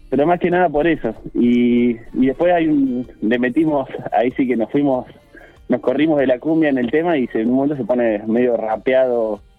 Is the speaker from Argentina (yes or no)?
yes; La Pampa, Argentina; primero que es pampea porque la tocamos nosotros, que somos de La Pampa, con composiciones nuestras.